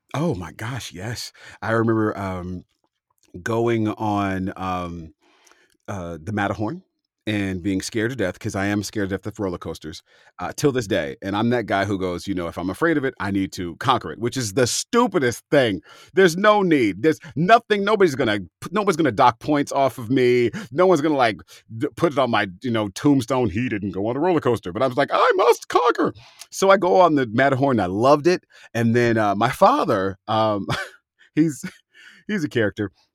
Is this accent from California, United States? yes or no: yes; San Francisco Bay Area, California, United States; I'm from the San Francisco Bay Area